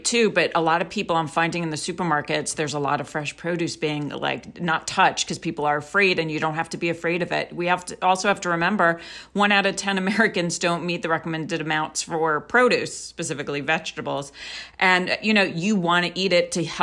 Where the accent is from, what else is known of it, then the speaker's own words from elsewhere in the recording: Israel; moved away; I'm also from Israel